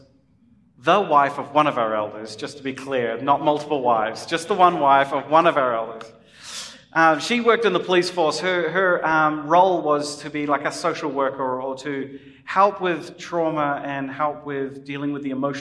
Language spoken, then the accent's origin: English; New Zealand; as a New Zealander coming